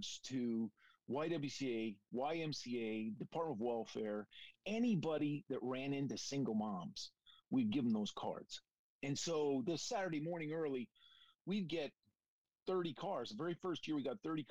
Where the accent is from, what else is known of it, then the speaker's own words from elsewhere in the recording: Welland, Ontario, Canada; moved away; my hometown in Canada. If you can imagine that, Welland